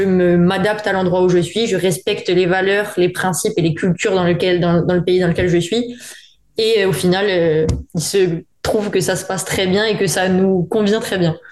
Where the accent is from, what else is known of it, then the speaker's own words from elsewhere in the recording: Corsica, France; moved away as an adult; also born or lived in Paris, France / Montpellier, France; now in Seville, Spain; j'ai vécu, j'ai grandi euh, à Listre ou à Canal d'Hiver